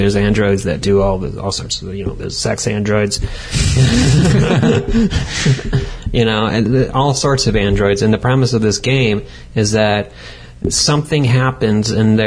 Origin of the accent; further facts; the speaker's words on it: Detroit, Michigan, United States; because we're from Detroit